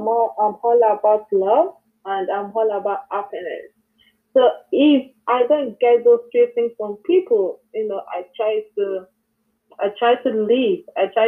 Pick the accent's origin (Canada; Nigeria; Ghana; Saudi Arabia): Nigeria; moved away as an adult; now in United States; I'm from Nigeria